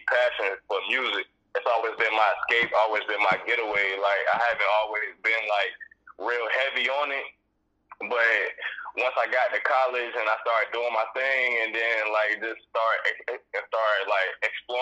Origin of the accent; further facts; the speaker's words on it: Greensboro, North Carolina, United States; I'm from Carolina, man. High Point, Greensboro